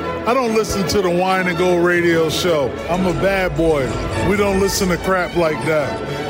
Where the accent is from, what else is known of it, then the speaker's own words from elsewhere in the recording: Detroit, Michigan, United States; I'm from Detroit.